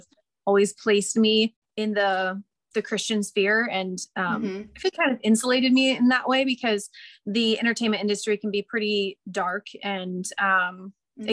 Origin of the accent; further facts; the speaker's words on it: the Northwest, Pacific Northwest, United States; I grew up in the Northwest